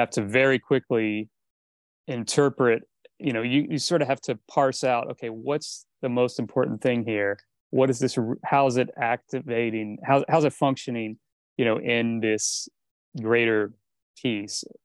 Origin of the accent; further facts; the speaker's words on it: East Coast, United States; moved away as an adult; also born or lived in Miami; now in Los Angeles, United States; growing up on the East Coast